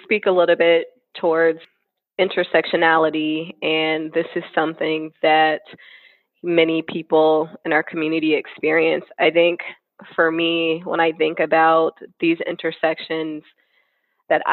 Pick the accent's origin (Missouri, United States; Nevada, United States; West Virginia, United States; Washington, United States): Washington, United States; Seattle; born and raised in Seattle, Washington.